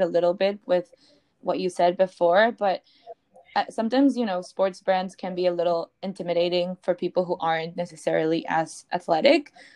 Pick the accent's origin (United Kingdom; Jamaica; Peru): Peru; I'm also not from the US, I'm from Peru.